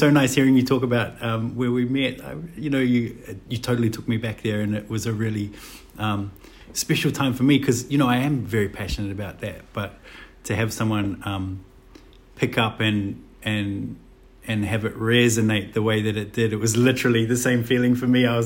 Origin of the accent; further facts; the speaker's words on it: Auckland, New Zealand; I have had great memories of growing up in New Zealand and going to school